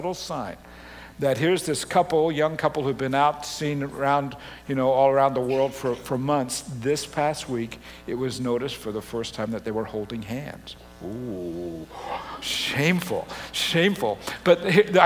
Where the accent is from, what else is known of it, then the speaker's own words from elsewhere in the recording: Australia; moved away; also born or lived in Canada; Having grown up in Australia and Canada, you know, particularly as a kid in Australia